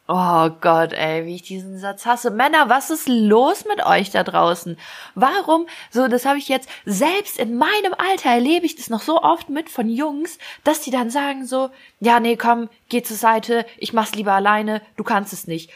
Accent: Ukraine; moved away; bei uns in der Ukraine

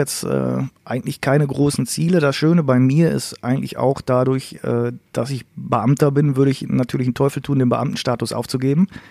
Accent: Münsterland, North Rhine-Westphalia, Germany; bei uns im Münsterland

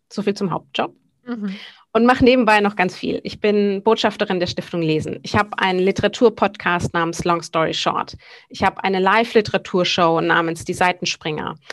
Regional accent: Sylt, Schleswig-Holstein, Germany; also born or lived in Bavaria / Hamburg; Ich äh, bin geboren eigentlich in Bayern, bin teilweise aufgewachsen auf Sylt, wo ich eben ja heute noch lebe, ähm, ebenso wie in Hamburg.

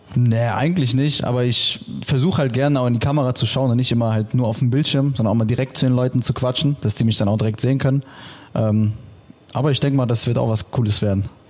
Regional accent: Düsseldorf, North Rhine-Westphalia, Germany; ich komme aus Düsseldorf

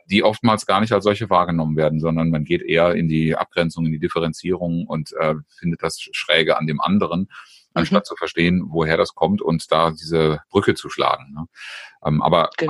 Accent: Germany; ich als Deutscher

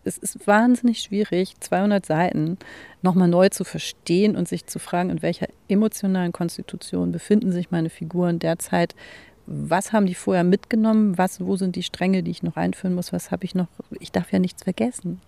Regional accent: Hamburg, Germany; in der Sternschanze, wo ich aufgewachsen bin

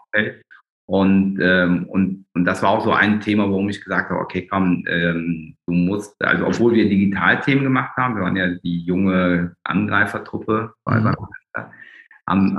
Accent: Germany; bin ich eigentlich ein ganz klassisches Migrantenkind hier in, mhm. in Deutschland der zweiten Generation

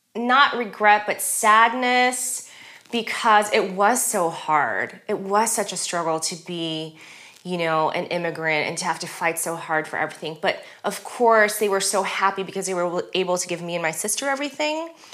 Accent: Los Angeles, California, United States; first language German; English is a second language; moved away; also born or lived in Germany; living and growing up in Los Angeles, you just live and grow up in a very kind of diverse community

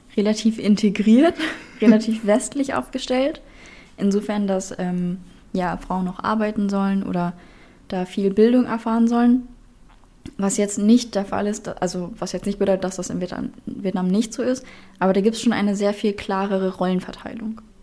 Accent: Berlin, Germany; moved away as an adult; now in Hamburg, Germany; ich bin dementsprechend halt in Berlin auch geboren

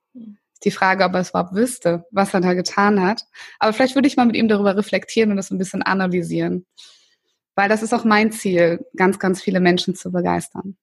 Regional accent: Northern Germany, Germany; ich bin ja in Norddeutschland groß geworden

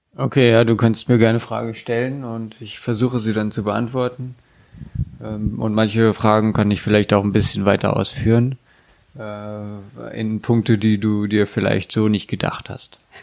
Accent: Germany; wir als Deutsche

